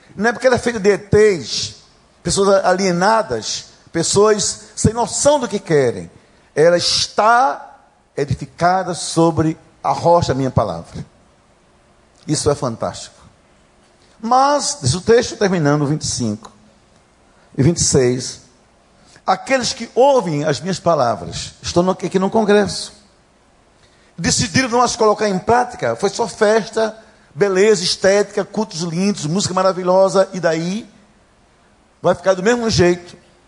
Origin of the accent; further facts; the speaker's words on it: Gaúcho, Rio Grande do Sul, Brazil; accent: gaúcho; Já perceberam pelo sotaque que eu sou gaúcho